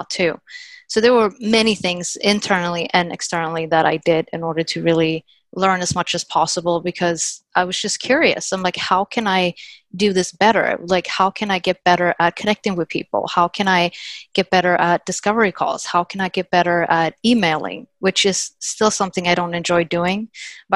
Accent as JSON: {"language": "English", "country": "Sweden", "tie": "born or raised there", "also_born_or_lived": "Littleton, Massachusetts, United States", "moved": "as an adult", "lives_now": "United States", "said": "originally I'm from Sweden. And before I moved from Sweden to US"}